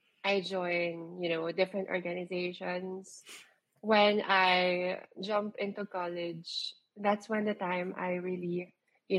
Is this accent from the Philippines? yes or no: yes; Manila, Metro Manila, Philippines; I was born in Manila.